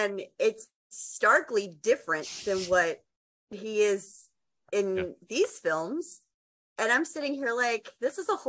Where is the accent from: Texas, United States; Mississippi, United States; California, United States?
Texas, United States; I'm from Texas